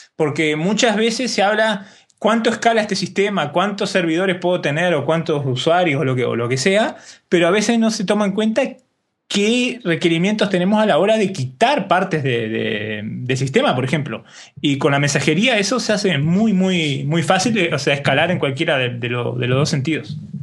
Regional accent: Uruguay; como buen uruguayo

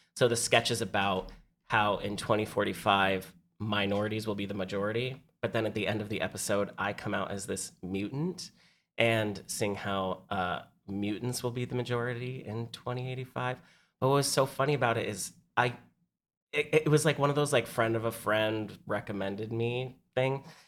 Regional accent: San Diego, California, United States; now in New York, United States; I'm from San Diego. So everybody that I grew up with had gone

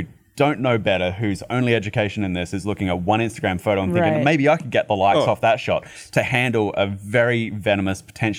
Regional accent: Australia; growing up in Australia

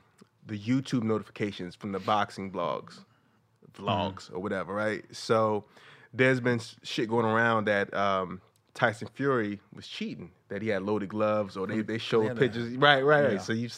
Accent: New Jersey, United States; I'm from Jersey.

